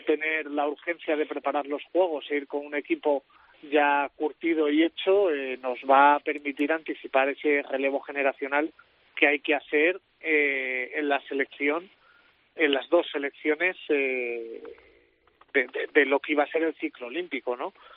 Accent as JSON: {"language": "Spanish", "area": "next to Gibraltar", "region": "Andalusia", "country": "Spain", "said": "soy al lado de Gibraltar"}